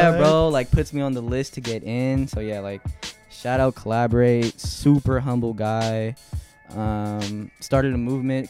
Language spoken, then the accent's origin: English; California, United States; You know, growing up in the Bay, you figure out all the other Bay Area rappers.